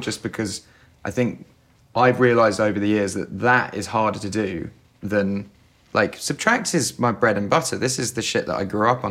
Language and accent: English; England, United Kingdom; I'm, I'm English